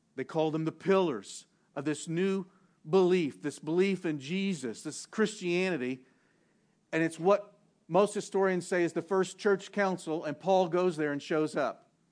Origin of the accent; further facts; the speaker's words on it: Southwest, United States; moved away; also born or lived in New England / the South; I've lived in both places and I grew up in the Southwest